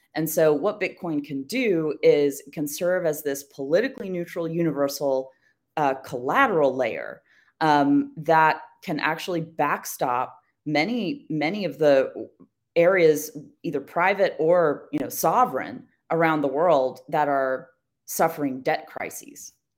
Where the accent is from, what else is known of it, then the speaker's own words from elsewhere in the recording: United States; as an American